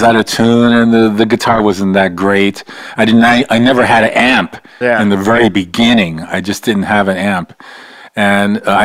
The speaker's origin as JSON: {"language": "English", "town": "New York City", "region": "New York", "country": "United States", "tie": "born or raised there", "said": "I'm from Brooklyn, New York"}